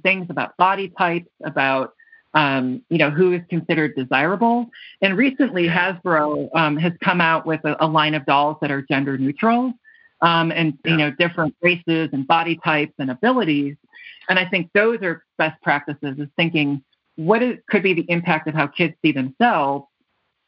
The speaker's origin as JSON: {"language": "English", "region": "Wisconsin", "country": "United States", "tie": "born or raised there", "said": "I grew up in Wisconsin"}